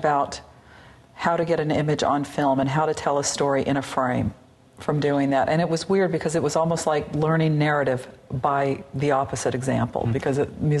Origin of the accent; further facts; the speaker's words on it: the South, United States; being a Southerner, one of the experiences I think a lot of people that grew up there share is that there is kind of a dark side, mm-hmm, to the South.